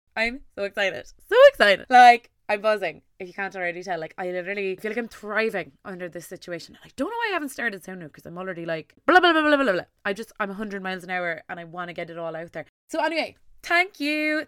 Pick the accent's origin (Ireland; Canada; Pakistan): Ireland; Tipperary, Munster; I am from Tipperary in Ireland